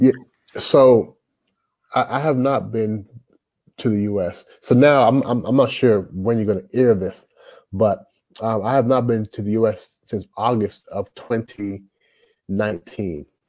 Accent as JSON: {"language": "English", "town": "Louisville", "region": "Kentucky", "country": "United States", "tie": "born or raised there", "also_born_or_lived": "Toronto, Canada", "moved": "as an adult", "lives_now": "China", "said": "I grew up in Louisville, Louisville, Kentucky."}